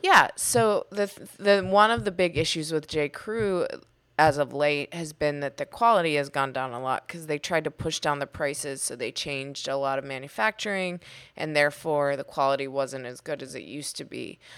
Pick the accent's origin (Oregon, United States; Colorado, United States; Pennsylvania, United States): Pennsylvania, United States; Pittsburgh; I grew up in Pittsburgh.